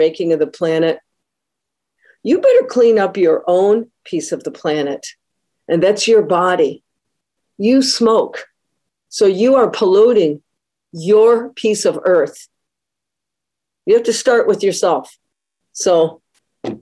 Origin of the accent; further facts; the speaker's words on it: Detroit, Michigan, United States; I'm originally from the Metro Detroit area, and to grow up in Detroit in the 70s and 80s